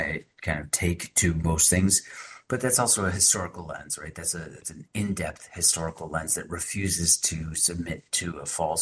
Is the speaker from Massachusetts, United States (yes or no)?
yes; Boston, Massachusetts, United States; I'm from the Boston area